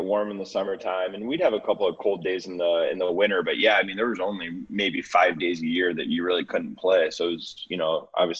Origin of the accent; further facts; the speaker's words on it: McKinney, Texas, United States; I grew up in McKinney, Texas, just north of Dallas. Grew up as a big golfer